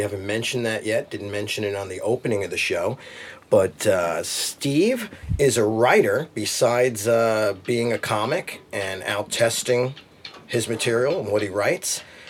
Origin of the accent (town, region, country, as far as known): Milazzo, Sicily, Italy